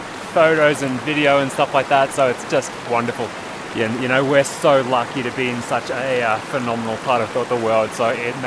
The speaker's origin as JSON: {"language": "English", "country": "Australia", "said": "As an Australian, I live at sea level."}